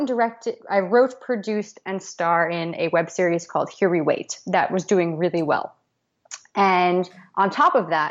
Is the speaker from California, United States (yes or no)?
no; South River, New Jersey, United States; also born or lived in New York; my hometown in South River, New Jersey